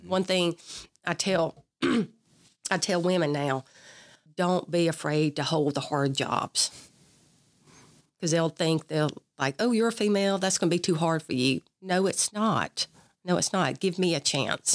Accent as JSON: {"language": "English", "area": "Perry County", "region": "South Mississippi", "country": "United States", "tie": "born or raised there", "also_born_or_lived": "Mobile, Alabama / Biloxi, Mississippi", "said": "Grew up in Perry County"}